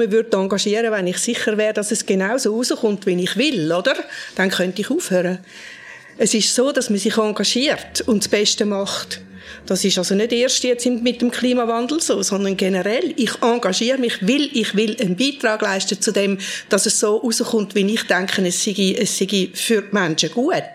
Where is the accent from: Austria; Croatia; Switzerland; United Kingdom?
Switzerland; Frauenfeld, Thurgau; now in Zürich, Switzerland; Ich bin im Frauenfeld aufgewachsen und dann auf Zürich gekommen, oder?